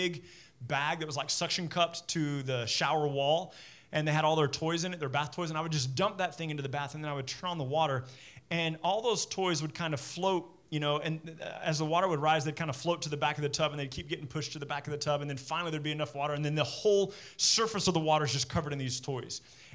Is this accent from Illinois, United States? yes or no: no; Midland, Texas, United States; When I was a kid growing up in Midland